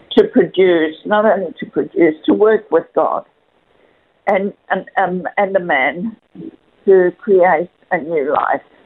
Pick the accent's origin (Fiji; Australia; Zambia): Australia; Perth, Western Australia; moved away as an adult; now in Melbourne, Australia; after we moved to Melbourne from Perth, I'm I, because I am originally a Perth girl.